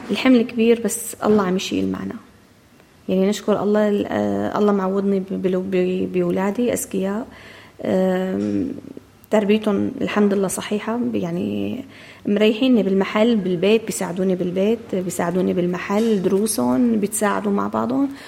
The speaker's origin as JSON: {"language": "Arabic", "country": "Syria", "moved": "yes", "lives_now": "Melbourne, Australia", "said": "ومن لما طلعنا نحن من من سوريا"}